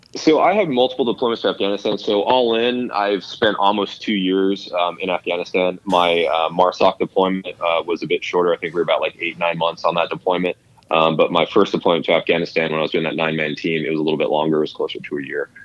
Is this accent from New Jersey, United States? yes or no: no; Albuquerque, New Mexico, United States; also born or lived in Los Angeles, California; I was born in Los Angeles, but uh, I don't claim it as home. I actually grew up in Albuquerque, New Mexico